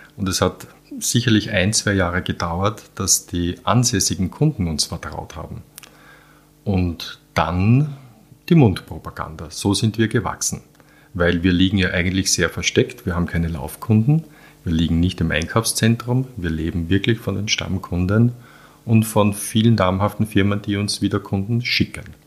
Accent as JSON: {"language": "German", "region": "Vienna", "country": "Austria", "tie": "born or raised there", "also_born_or_lived": "Halbturn, Burgenland", "said": "geboren in Wien, ja. ich bin in die Schule und bin immer in Wien groß geworden, aber Wochenende und Ferien war immer Landwirtschaft"}